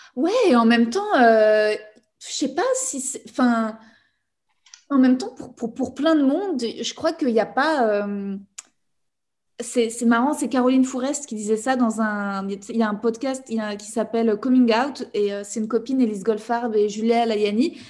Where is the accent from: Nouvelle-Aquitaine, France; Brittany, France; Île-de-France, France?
Île-de-France, France; Paris; j'ai grandi en fait dans un environnement ultra privilégié parce que j'ai grandi à Paris